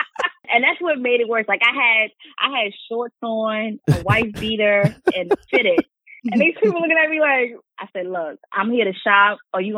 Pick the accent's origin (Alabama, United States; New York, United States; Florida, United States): New York, United States; New York City; moved away as an adult; also born or lived in Queens, New York; now in Virginia, United States; are you from Brooklyn? I was like, huh? I was like, yes, I'm from Brooklyn.